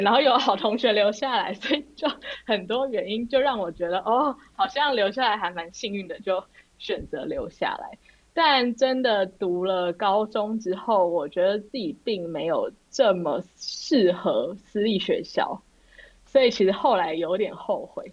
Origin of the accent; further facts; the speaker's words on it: Taipei, Taiwan; 我是土生土长的台北人